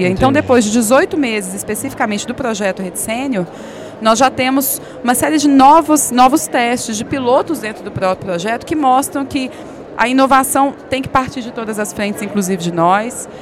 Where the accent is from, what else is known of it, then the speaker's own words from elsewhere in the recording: Belo Horizonte, Minas Gerais, Brazil; moved away as an adult; also born or lived in São Paulo; Eu sou de Belo Horizonte, com muita alegria, embora eu tenha morado em São Paulo por sete anos